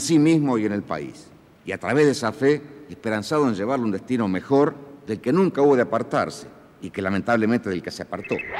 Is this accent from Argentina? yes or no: yes; Argentina; nuestro sentir como argentinos